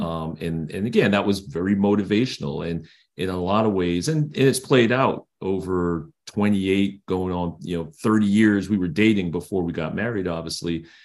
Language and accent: English; New York City, New York, United States; I grew up in Brooklyn, New York